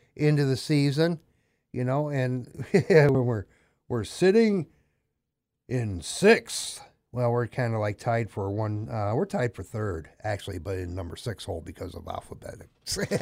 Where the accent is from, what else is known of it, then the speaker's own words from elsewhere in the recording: Portage, Michigan, United States; I grew up in Portage over in the, uh, Shannondale, Mahogany neighborhood